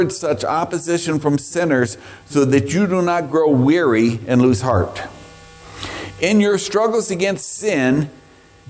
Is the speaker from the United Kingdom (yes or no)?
yes; Scotland, United Kingdom; I'm Scottish